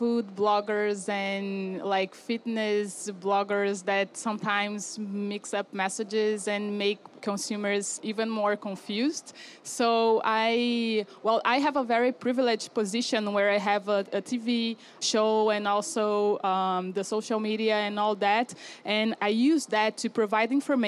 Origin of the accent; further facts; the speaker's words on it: Brazil; I come from Brazil